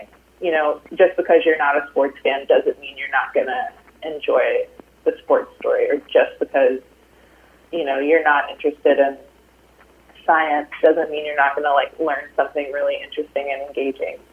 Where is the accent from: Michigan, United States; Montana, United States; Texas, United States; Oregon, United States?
Texas, United States; Austin; Austin with my hometown crowd